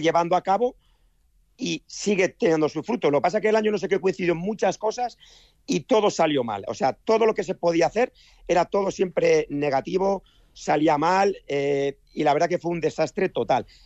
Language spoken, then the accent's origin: Spanish; Basque Country, Spain; moved away as an adult; now in Valencia, Spain; soy vasco